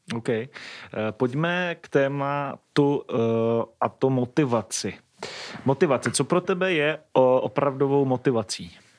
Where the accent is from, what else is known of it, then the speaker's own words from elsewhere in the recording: Moravia, Czechia; u nás na Moravě